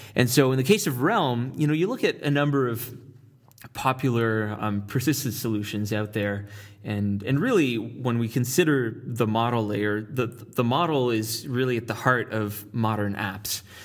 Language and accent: English; Ottawa, Ontario, Canada; moved away as an adult; now in San Francisco, United States; I hail from Ottawa, Ontario, Canada